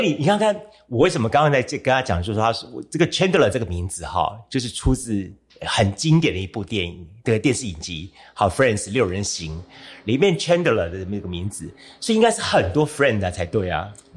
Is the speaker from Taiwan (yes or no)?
yes; Kaohsiung, Taiwan; 自己本身是小时候在盐城区，呃，度过了我的童年一部分